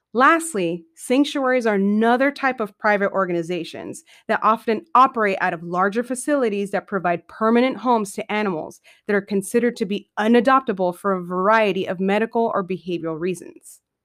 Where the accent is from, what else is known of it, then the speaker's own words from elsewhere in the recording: San Diego, California, United States; moved away as an adult; I'm a California native born and raised in San Diego for the first twenty-five years of my life